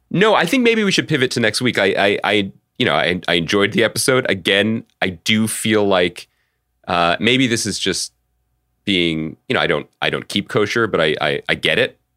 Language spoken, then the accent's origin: English; Philadelphia, Pennsylvania, United States; I'm a huge fan of the pod, and I'm from Philly.